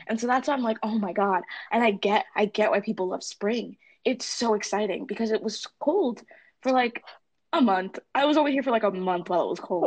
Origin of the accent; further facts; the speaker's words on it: California, United States; now in Northampton, United States; I'm from California, um, and there aren't seasons there.